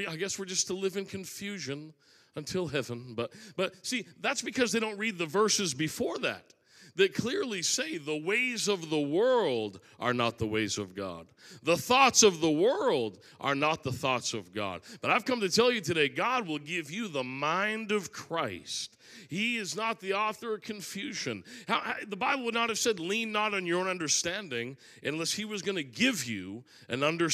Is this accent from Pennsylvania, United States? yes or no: no; Maine, United States; I'm from Maine